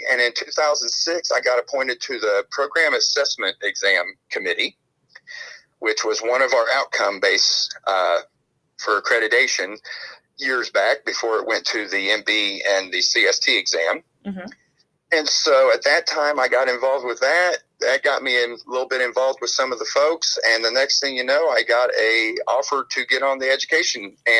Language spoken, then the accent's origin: English; Kentucky, United States; The state was always being run out of Louisville, which is about an hour away from my hometown.